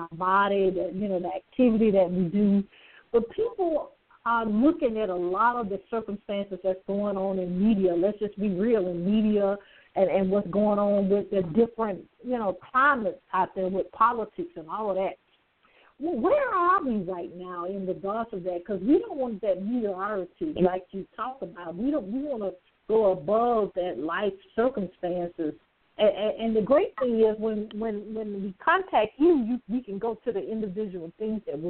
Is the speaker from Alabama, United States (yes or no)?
yes; Alabama, United States; I'm from Alabama